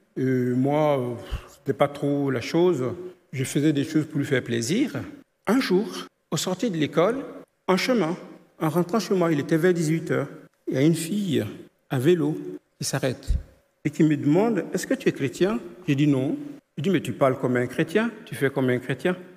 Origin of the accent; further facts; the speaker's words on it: Côte d’Ivoire; je suis né en Côte d'Ivoire, dans une famille animiste